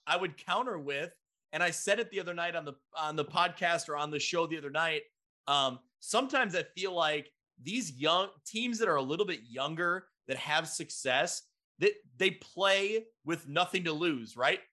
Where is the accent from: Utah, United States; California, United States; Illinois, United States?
Illinois, United States; Ottawa; also born or lived in Carbondale, Illinois; Ottawa, Illinois, my hometown paper